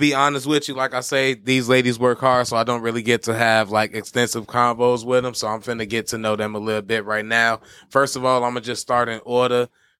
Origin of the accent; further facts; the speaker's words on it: Chicago, Illinois, United States; Yeah, I'm from Chicago.